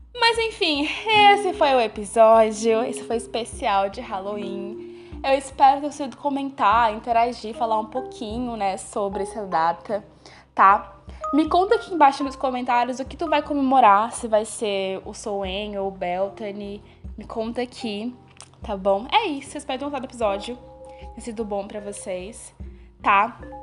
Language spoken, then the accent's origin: Portuguese; Bahia, Brazil; eu sou da Bahia